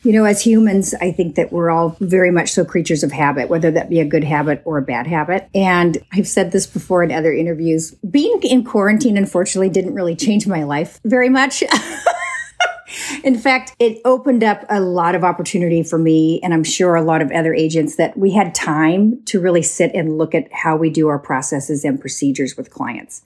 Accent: Woodburn, Oregon, United States; I grew up on a small hobby farm outside of Woodburn, Oregon

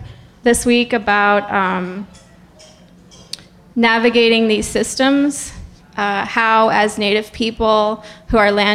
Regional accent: New York, United States; I am Wolf Clan from Akwesaste Mohawk Nation. From my mother. My mother's Wolf Clan.

